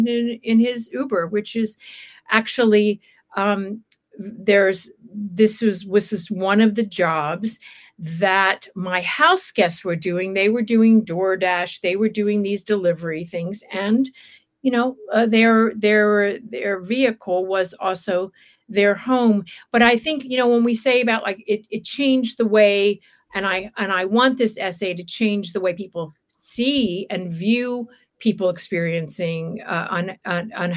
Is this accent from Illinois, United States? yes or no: no; Alabama, United States; also born or lived in Wilmington, Delaware; now in Los Angeles, United States; I was born in Alabama, and at a certain point, my father's businesses tanked. We uprooted ourselves. We lost our home, lost the businesses. We drove to live with my aunt in Delaware, Wilmington, Delaware